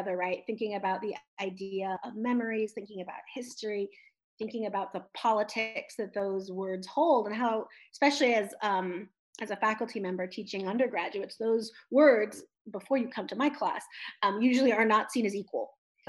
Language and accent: English; San Francisco Bay Area, California, United States; moved away as an adult; also born or lived in Midwest; now in Austin, United States; I grew up in California